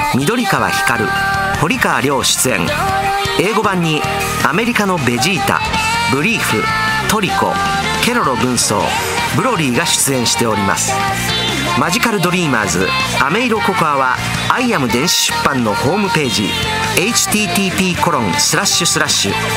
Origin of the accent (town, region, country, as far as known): Osaka, Japan; accent: Osaka dialect